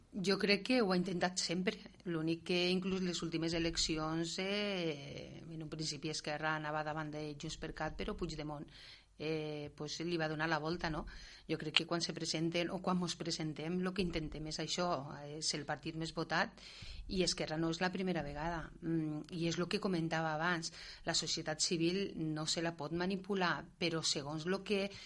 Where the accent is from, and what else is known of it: Catalonia, Spain